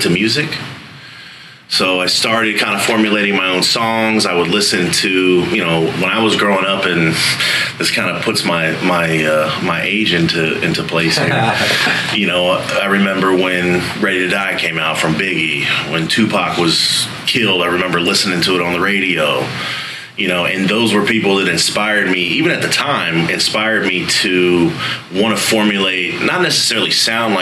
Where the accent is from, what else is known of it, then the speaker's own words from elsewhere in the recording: Frederick, Maryland, United States; moved away as an adult; also born or lived in Baltimore, Maryland / Florida; Frederick, Maryland is where I lived most of my life, but I lived in Baltimore as well